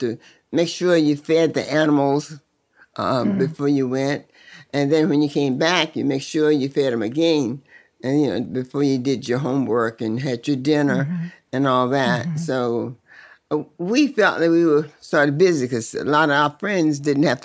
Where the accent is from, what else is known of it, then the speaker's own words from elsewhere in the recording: Sutherland, Virginia, United States; also born or lived in King George, Virginia; I really grew up in Sutherland, Virginia